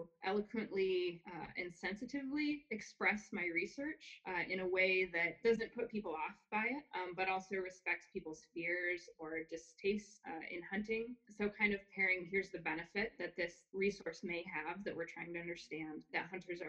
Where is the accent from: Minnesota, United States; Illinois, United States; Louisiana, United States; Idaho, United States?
Idaho, United States; I grew up in Idaho in a hunting family.